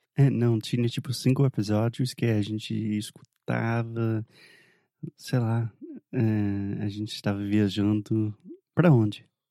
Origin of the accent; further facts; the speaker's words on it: the South of the United States, United States; Portuguese is a second language; eu sou do sul dos Estados Unidos